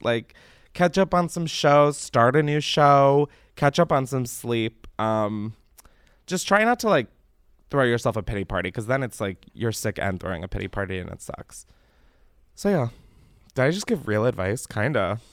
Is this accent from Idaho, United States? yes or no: no; Delaware, United States; moved away; growing up in Delaware